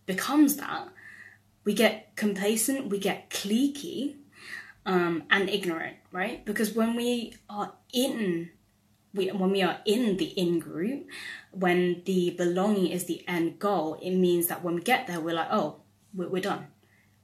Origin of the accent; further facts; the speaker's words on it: United Kingdom; my identity as a British-born Chinese person